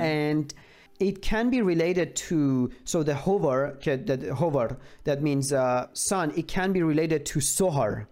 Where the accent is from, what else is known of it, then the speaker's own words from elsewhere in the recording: Iran; I'm from Iran